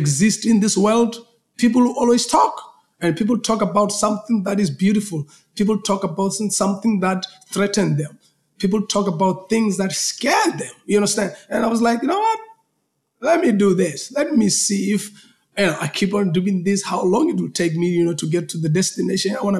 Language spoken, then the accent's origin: English; Polokwane, Limpopo, South Africa; I'm coming from a small, you know, town called Polokwane